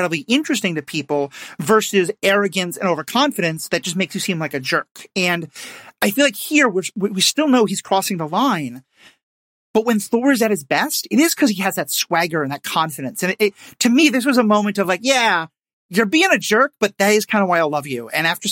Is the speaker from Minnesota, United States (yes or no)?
yes; Minnesota, United States; as a Minnesotan